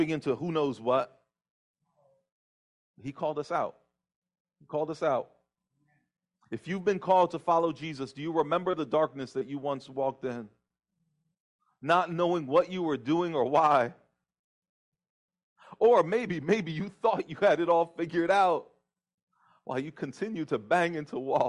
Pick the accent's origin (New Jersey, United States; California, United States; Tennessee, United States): New Jersey, United States; I happen to be the son of Brazilian immigrants. My parents came to the United States in the 60s. I grew up in New Jersey